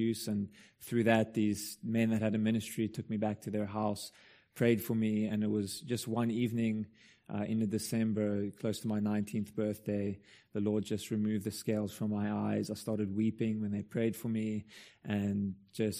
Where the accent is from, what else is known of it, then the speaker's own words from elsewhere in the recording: Stellenbosch, Western Cape, South Africa; So I went back to my hometown to apply to study theology.